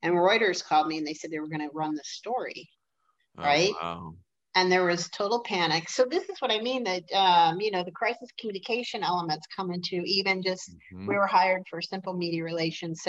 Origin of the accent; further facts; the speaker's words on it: Detroit, Michigan, United States; I'm from Detroit